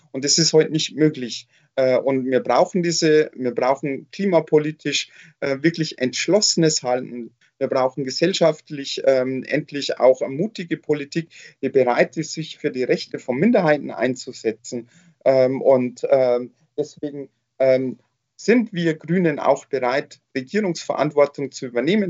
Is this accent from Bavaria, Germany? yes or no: yes; Nuremberg, Bavaria, Germany; wir äh, NürnbergerInnen